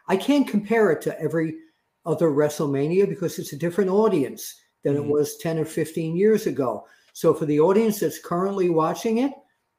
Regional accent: Ireland; Do you know I'm from Ireland?

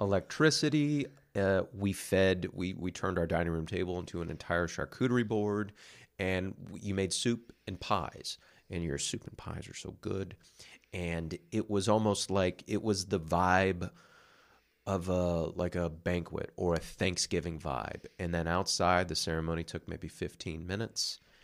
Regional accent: West Coast, United States; moved away; I'm from the West Coast

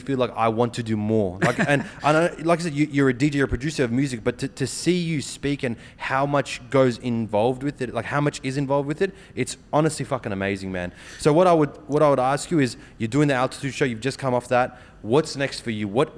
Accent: Australia; my growing up in Australia

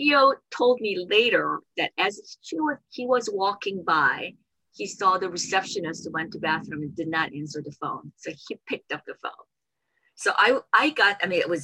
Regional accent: South Korea; moved away; I grew up in South Korea

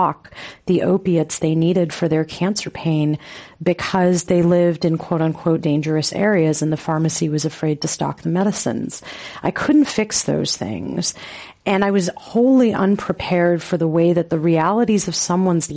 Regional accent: Los Angeles, California, United States; where I grew up in Los Angeles

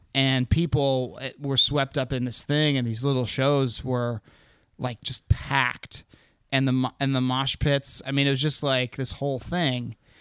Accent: Anchorage, Alaska, United States; also born or lived in Seattle, Washington; I was born in Anchorage.

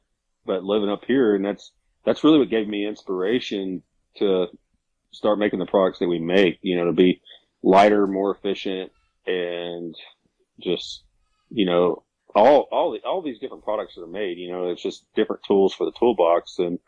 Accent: Arkansas, United States; now in Western North Carolina, United States; Yeah, so I'm originally from the Mississippi Delta down and from Arkansas. Grew up there, but I moved to the mountains here in Western North Carolina in 2009.

